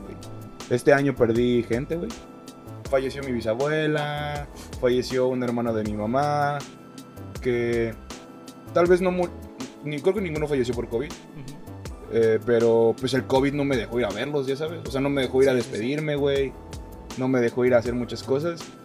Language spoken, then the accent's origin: Spanish; Mérida, Yucatán, Mexico; nacido donde nosotros somos, de Mérida, Yucatán